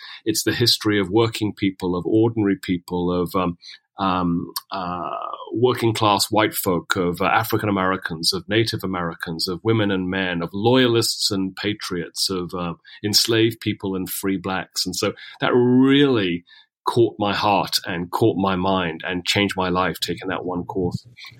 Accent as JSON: {"language": "English", "region": "London", "country": "United Kingdom", "tie": "born or raised there", "also_born_or_lived": "Boston, United States", "moved": "as an adult", "lives_now": "Maryland, United States", "said": "But no, I'm actually British, Josh. I was born and raised in London, pretty much, or the London area. Grew up there, did K-12 there, went to college at the University of Cambridge"}